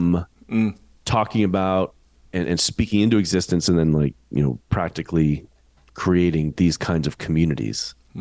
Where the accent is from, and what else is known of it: United States